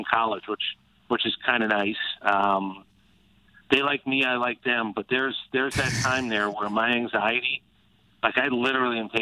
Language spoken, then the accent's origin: English; New Jersey, United States; also born or lived in St. Louis; now in Atlanta, United States; I ended up in Atlanta as a Jersey kid